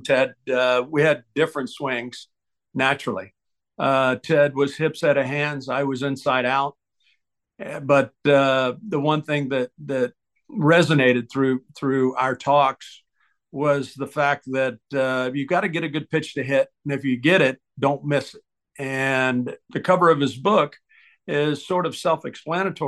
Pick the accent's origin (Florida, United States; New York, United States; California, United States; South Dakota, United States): Florida, United States; Tampa; Growing up in Tampa Bay